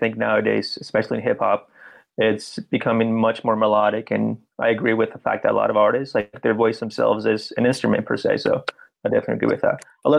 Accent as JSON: {"language": "English", "country": "Peru", "lives_now": "Los Angeles, United States", "said": "I'm from LA. Originally from Peru, but I live in the LA area."}